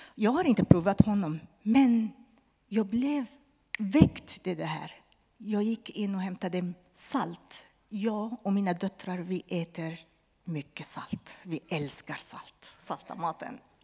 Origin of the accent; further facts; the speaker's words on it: Lebanon; Swedish is a second language; now in Sweden; han var libanes från mitt hemland